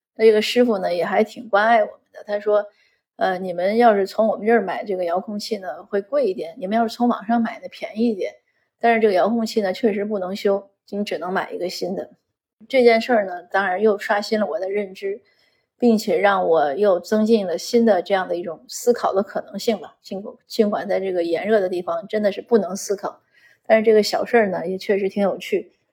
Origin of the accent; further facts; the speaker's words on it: Saibei, China; moved away as an adult; also born or lived in northwest China / Beijing / Canada; 可能我一直在北方生活，从小在塞北长大，又去了西北读书，然后又北漂很多年